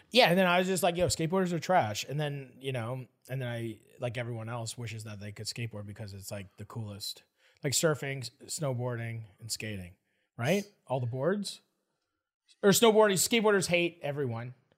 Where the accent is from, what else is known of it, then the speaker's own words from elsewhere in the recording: Canada; I'm from Canada.